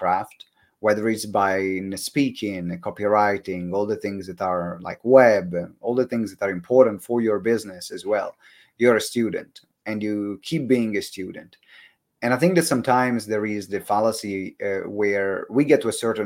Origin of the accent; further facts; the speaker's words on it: Italy; accent: Italian; That's my Italian accent